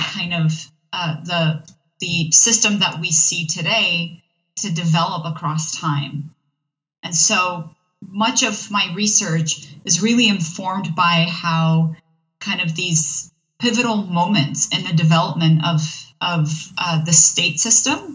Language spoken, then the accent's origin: English; Iraq; I am from the region. I was born in Iraq